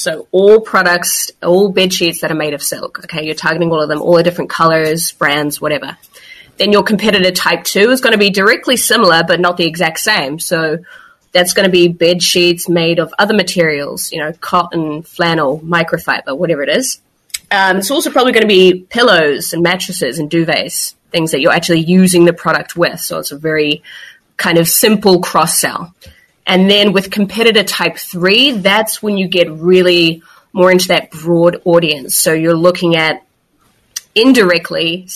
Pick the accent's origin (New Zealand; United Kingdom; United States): New Zealand; moved away as an adult; now in Barcelona, Spain; I'm originally from New Zealand, but as you mentioned, located in Barcelona at the moment, have been in Europe for about 4 or 5 years.